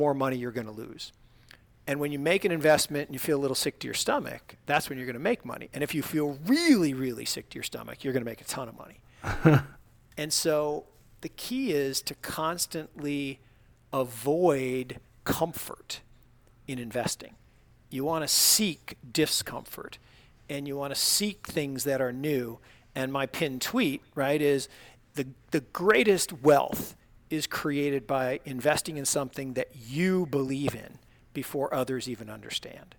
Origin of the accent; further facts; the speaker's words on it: Seattle, Washington, United States; moved away; I grew up in Seattle, Washington